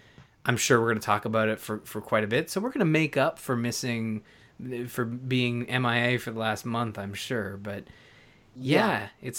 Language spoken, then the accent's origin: English; Canada; I'm Canadian.